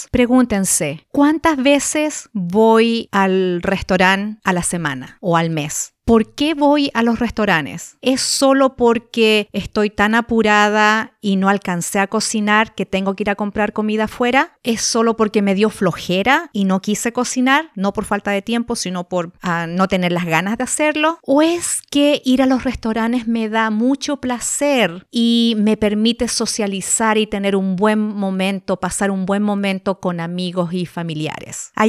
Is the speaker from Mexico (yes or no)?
no; Chile; now in United States; yo me vine acá a Estados Unidos desde Chile hace 21 años